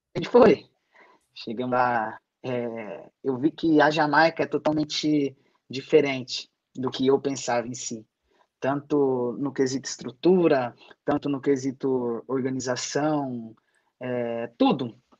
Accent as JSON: {"language": "Portuguese", "town": "Rio Claro", "region": "São Paulo", "country": "Brazil", "tie": "born or raised there", "also_born_or_lived": "Malta", "moved": "as an adult", "said": "eu sou natural mesmo de Rio Claro"}